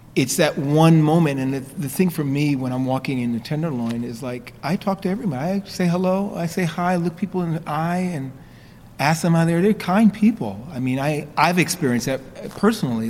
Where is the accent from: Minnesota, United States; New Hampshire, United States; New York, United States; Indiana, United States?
New York, United States; I grew up in New York, but my, my roots are in South Carolina. My parents are from South Carolina